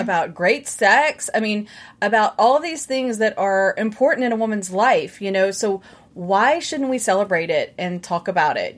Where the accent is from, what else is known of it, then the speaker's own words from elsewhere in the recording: Baton Rouge, Louisiana, United States; accent: southern; I was born and raised in Baton Rouge, which is really just like a southern accent